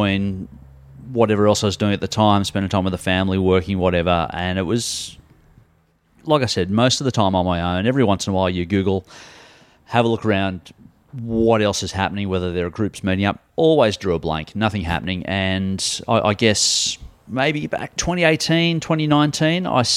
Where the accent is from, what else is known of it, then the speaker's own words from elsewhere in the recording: Sydney, New South Wales, Australia; also born or lived in Kingsgrove, Sydney; I grew up on the north side of Sydney in the beaches. So at Collaroy, that was home.